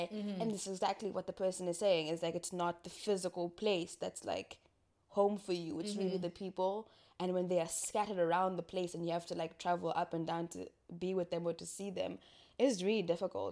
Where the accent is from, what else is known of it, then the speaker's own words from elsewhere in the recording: Ongwediva, Oshana, Namibia; I'm from Ngwediva, and you know how small our town is